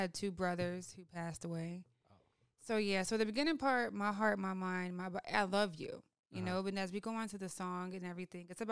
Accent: Oakland, California, United States; I grew up, I'm from Oakland, California

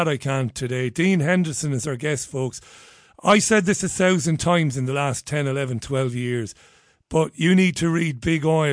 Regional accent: Ireland; I grew up in Catholic Ireland

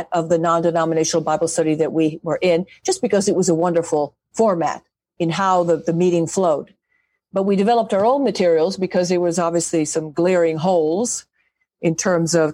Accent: Rome, Lazio, Italy; moved away as an adult; also born or lived in Michigan; now in Kentucky, United States; I grew up in Rome, in Italy, basically in the shadow of the Vatican walls.

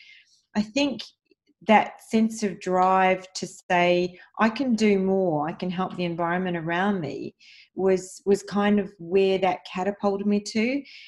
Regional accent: Mumbai, Maharashtra, India; born there; And so my father actually, I was born in Mumbai, India, and I'm Maltese and Italian of origin, and I'm very proud of my heritage

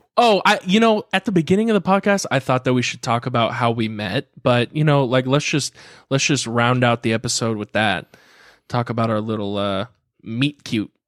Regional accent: Carlsbad, California, United States; I grew up in Carlsbad

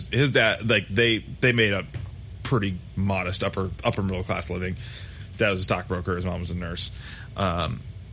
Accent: Grand Rapids, Michigan, United States; also born or lived in Columbus area, Ohio; I grew up in Grand Rapids, like up in Michigan

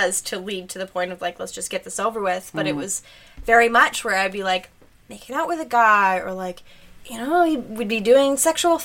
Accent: Thunder Bay, Ontario, Canada; moved away; I'm from Thunder Bay and it's a very like close-knit

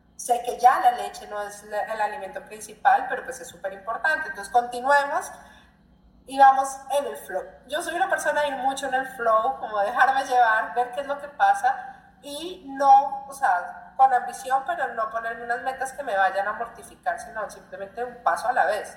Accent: Colombia; moved away as an adult; now in Brazil; colombiana que vive en Brasil, ya cinco años

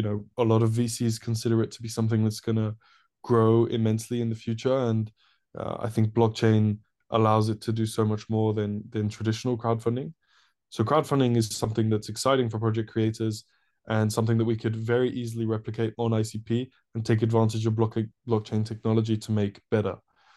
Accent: Paris, Île-de-France, France; moved away as an adult; now in United Kingdom; So, I'm actually from Paris originally. I'm French, but my parents are English. So I grew up in an international school in Paris. I moved to the UK to study about 7 years ago now.

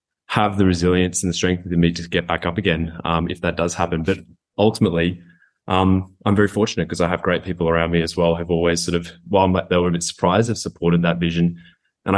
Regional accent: Goondiwindi, Queensland, Australia; also born or lived in Brisbane; I grew up in Queensland, and so that was kind of my formative experience, was the Great Sunshine State.

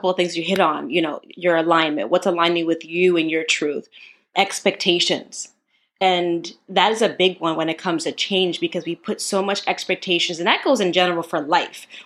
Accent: New York, United States; because I'm a New Yorker, New Yorker one.

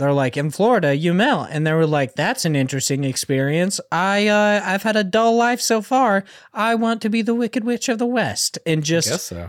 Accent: Australia; as you may or may not know, I am Australian.

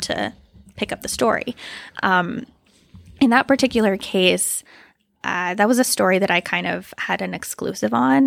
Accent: just outside of Moose Jaw, Saskatchewan, Canada; moved away as an adult; now in Regina, Canada; grew up just outside of Moose Jaw

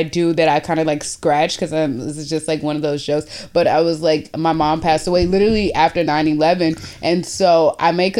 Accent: Houston, Texas, United States; moved away as an adult; now in Boston, United States; in Houston, so that's where I'm originally from

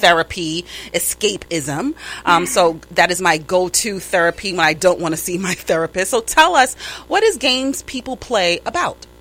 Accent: New York, United States; accent: New York; my New York accent

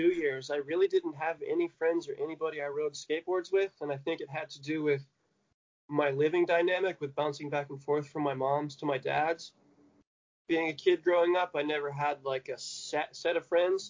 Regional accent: Elkhart, Indiana, United States; moved away; also born or lived in California; Midwest, Indiana. I was born in a little town called Elkhart.

